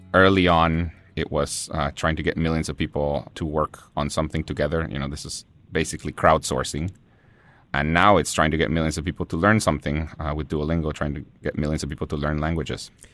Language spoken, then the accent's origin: English; Guatemala City, Guatemala Department, Guatemala; born or raised there; first language Spanish; English is a second language; now in United States